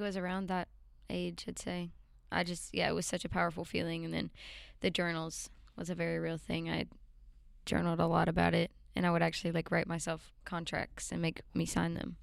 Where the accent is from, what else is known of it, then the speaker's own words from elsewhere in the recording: Alabama, United States; also born or lived in Nashville, Tennessee; Yeah, I grew up um, in Alabama. I was born in Nashville, and I moved to Alabama at a young age